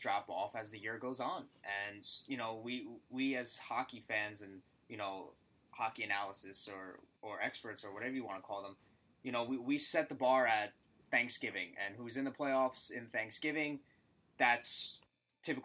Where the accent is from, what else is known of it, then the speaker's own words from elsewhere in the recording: Farmingville, New York, United States; my hometown, from Farmingville, New York